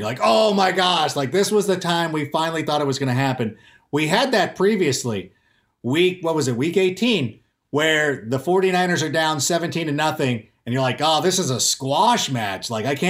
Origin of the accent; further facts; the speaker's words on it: Anaheim, California, United States; also born or lived in Chicago, Illinois; I was born in Chicago, raised in Southern California in the Anaheim area.